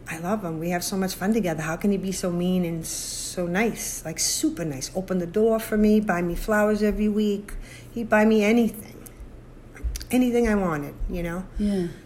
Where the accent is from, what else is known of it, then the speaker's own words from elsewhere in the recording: Massachusetts, United States; now in Arizona, United States; from Arizona, originally from Massachusetts.